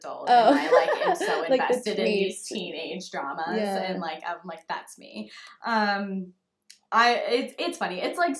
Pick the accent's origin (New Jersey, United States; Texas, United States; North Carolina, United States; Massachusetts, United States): Massachusetts, United States; also born or lived in Pennsylvania; growing up in Massachusetts and Pennsylvania, it's very historical